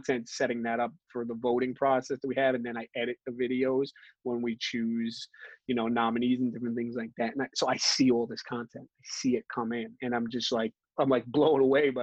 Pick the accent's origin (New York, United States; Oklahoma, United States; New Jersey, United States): New York, United States; New York City; I grew up in Brooklyn, born and raised